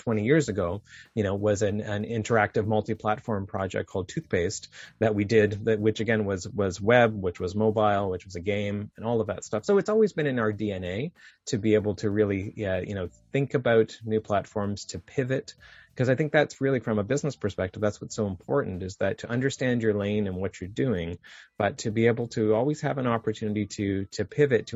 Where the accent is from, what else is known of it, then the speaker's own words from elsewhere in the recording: Saint John, New Brunswick, Canada; I grew up in just outside of St. John, New Brunswick